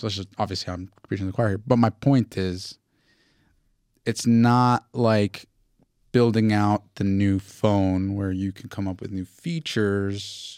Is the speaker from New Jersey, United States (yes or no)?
yes; Newark, New Jersey, United States; I grew up in Newark